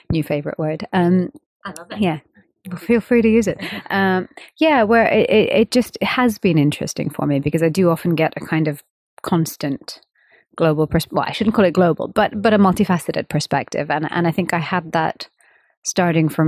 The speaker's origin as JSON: {"language": "English", "country": "India", "said": "And of course, I'm an Indian female musician. So this was something I was speaking about around the world."}